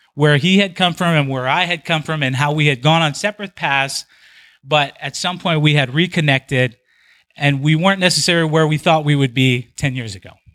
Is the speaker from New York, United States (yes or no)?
no; Big Island of Hawaii, United States; moved away as an adult; I spent the first twenty years of my life on the Big Island of Hawaii